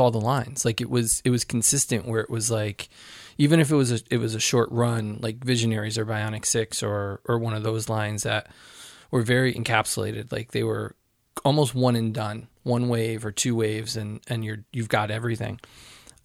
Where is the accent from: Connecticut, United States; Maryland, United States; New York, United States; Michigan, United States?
Connecticut, United States; growing up in Connecticut, we had some place called Child World